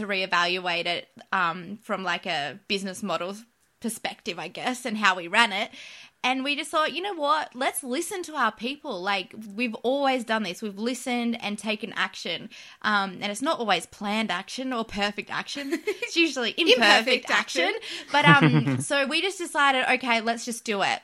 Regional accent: Canberra, Australian Capital Territory, Australia; we live in Canberra and we grew up in Canberra.

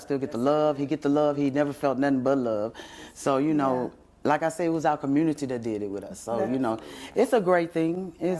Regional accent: Mississippi, United States; I'm from Mississippi.

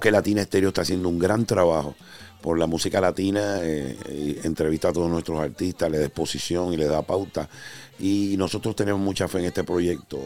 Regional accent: Carolina, Puerto Rico; now in New York, United States; Carolina, Puerto Rico, de mi tierra, orgullo de Sabana Abajo

